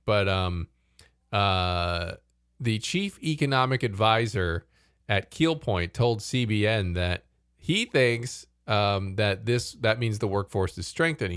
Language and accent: English; United States; as an American